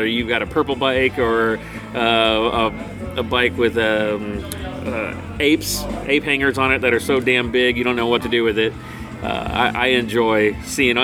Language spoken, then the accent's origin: English; Austin, Texas, United States; I'm originally from Austin, Texas